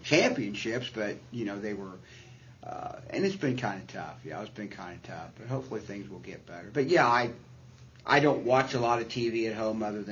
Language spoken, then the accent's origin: English; Southern Indiana, United States; I'm a huge Cincinnati Reds fan because I grew up in Southern Indiana